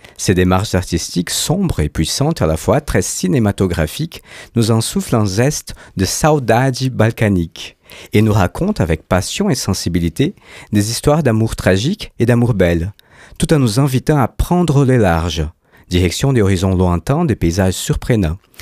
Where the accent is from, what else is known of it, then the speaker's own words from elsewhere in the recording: Brazil; je suis brésilien